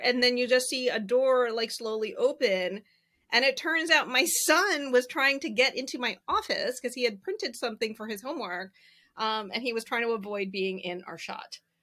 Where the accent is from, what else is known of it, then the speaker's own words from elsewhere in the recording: Southeastern Virginia, United States; I grew up in Southeastern Virginia